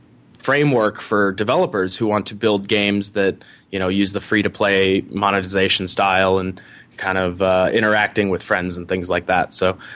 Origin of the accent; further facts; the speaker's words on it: Ohio, United States; Sure. So I grew up in Ohio.